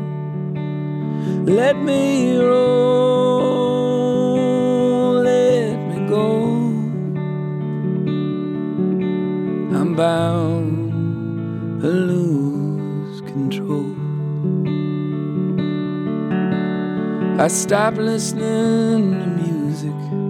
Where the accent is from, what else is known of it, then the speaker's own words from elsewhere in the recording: Goshen, Indiana, United States; moved away as an adult; I grew up in Goshen, Indiana